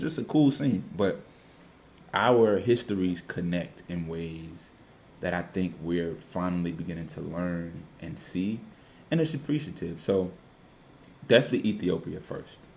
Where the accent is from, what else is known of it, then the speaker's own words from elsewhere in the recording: Washington, District of Columbia, United States; me being a DMV DC native.